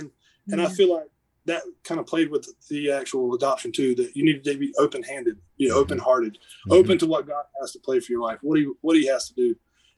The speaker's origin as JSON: {"language": "English", "region": "the South", "country": "United States", "said": "being a Southerner"}